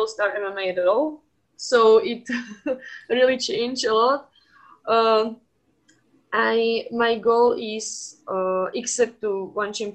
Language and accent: English; Slovakia; I'm from Slovakia